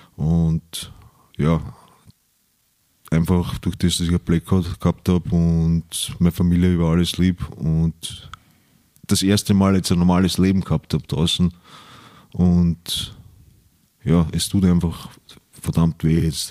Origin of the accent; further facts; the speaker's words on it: Vienna, Austria; ich bin in Wien aufgewachsen, im 10. Bezirk